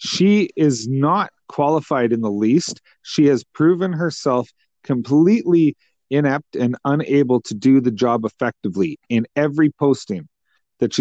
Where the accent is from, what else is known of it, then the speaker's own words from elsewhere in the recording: Canada; a Canadian taxpayer and someone who loves their country